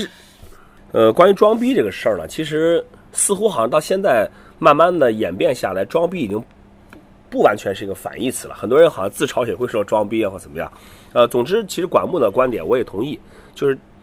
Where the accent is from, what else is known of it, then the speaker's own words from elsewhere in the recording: Qingdao, Shandong, China; 我是青岛人